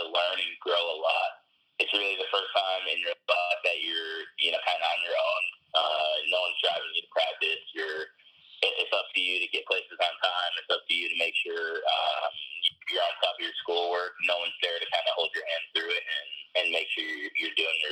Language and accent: English; Michigan, United States; I was from Michigan